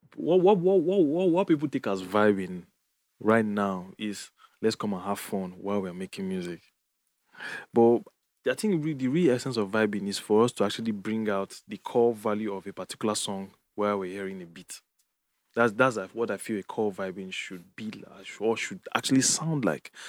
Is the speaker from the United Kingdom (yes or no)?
no; Jos, Plateau, Nigeria; moved away; growing up in Jos